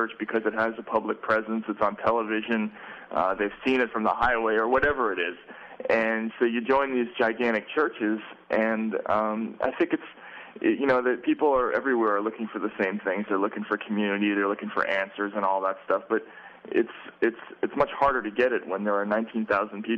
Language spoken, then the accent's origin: English; Boston, Massachusetts, United States; I'm from Boston